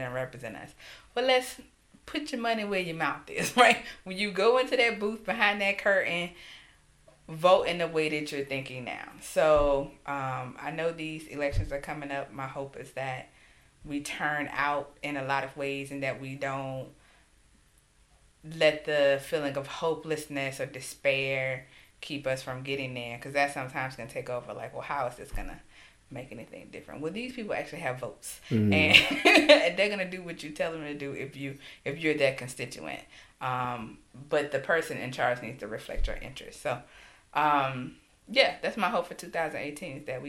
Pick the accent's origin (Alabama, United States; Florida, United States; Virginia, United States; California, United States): Alabama, United States; my home state of Alabama